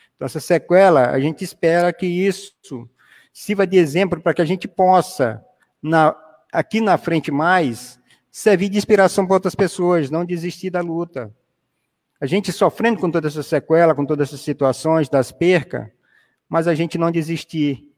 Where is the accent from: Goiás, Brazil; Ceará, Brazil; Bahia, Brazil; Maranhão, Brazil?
Maranhão, Brazil; São Luís; Eu não sou simplesmente do Cajueiro